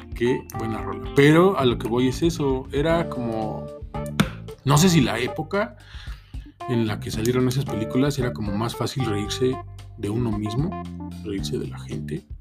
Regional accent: Mexico; soy mexicano

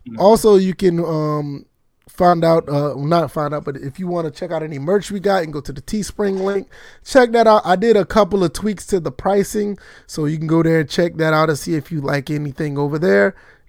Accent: the South, United States; Cause see, I'm from the South. I don't know anything about that.

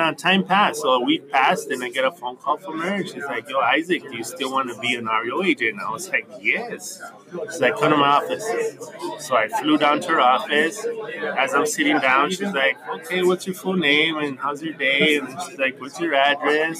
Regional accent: New Mexico, United States; moved away as an adult; I grew up in New Mexico, a little town called El Salvador.

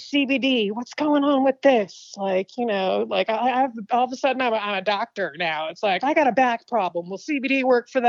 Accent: Franklin County, Virginia, United States; accent: southern; moved away as an adult; now in California, United States; I'm originally from Virginia

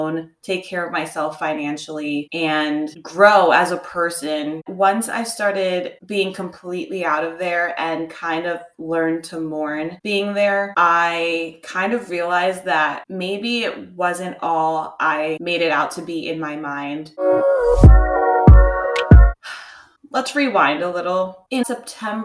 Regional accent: New Jersey, United States; also born or lived in Los Angeles; now in Florida, United States; I am like a short plane ride away from New Jersey, my hometown

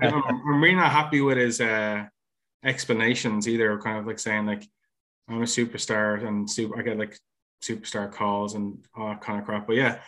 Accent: Ireland; UK, I'm in Ireland.

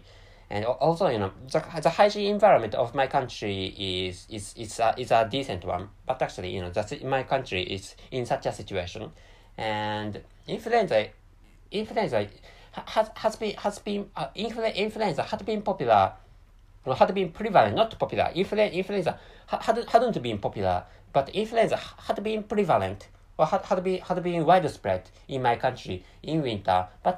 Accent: Japan; first language Japanese; English is a second language; By the way, my mother tongue is Japanese, and Japanese is my dominant language.

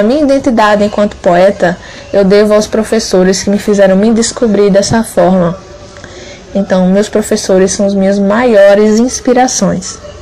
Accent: Nossa Senhora da Glória, Sergipe, Brazil; sou aqui de Nossa Senhora da Glória, Sergipe

